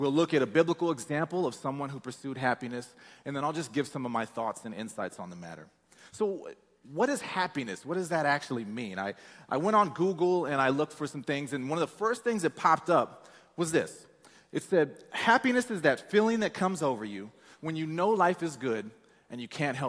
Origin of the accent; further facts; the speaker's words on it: Peoria, Illinois, United States; moved away as an adult; I'm from Peoria, Illinois. It's a small town.